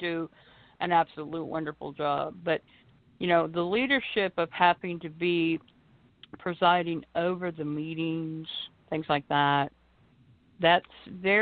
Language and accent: English; Arkansas, United States; I'm from Arkansas